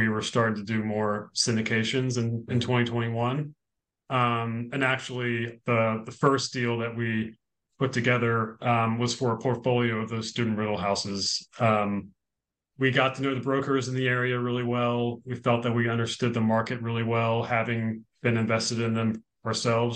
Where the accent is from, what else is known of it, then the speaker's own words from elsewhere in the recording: Richmond, Virginia, United States; also born or lived in New York City; I grew up in Virginia